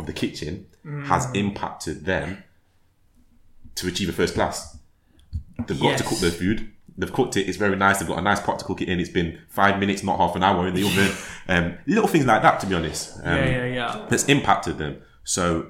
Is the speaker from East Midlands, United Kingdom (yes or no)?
yes; Nottingham, East Midlands, United Kingdom; I'm from Nottingham